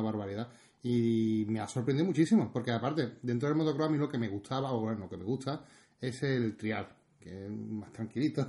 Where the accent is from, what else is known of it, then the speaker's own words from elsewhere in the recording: near Ronda, Andalusia, Spain; estoy tan cerca aquí de mi pueblo